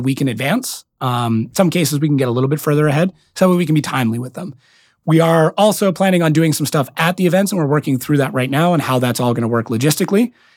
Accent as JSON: {"language": "English", "country": "Canada", "accent": "very heavy Canadian accent", "said": "being Canadian"}